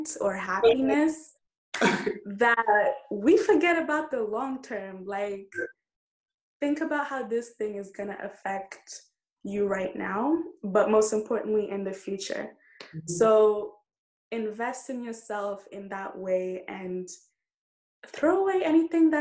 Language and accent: English; Kenya; moved away; when I go back home, I feel like I'm not Kenyan enough